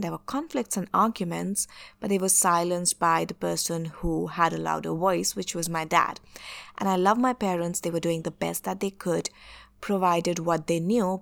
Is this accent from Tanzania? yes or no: no; northern India, India; I'm an Indian. I was born in India, in the northern part